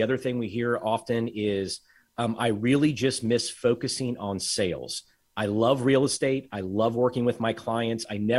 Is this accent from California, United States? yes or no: no; Tyler, Texas, United States; We've always wanted to live in further east because we're from Tyler originally.